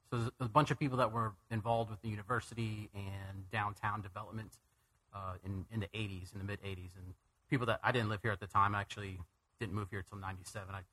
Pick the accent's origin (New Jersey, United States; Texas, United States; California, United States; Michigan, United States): California, United States; born there; also born or lived in Wisconsin / Houston / Arizona; I was born in California, moved to Wisconsin, Houston, Arizona.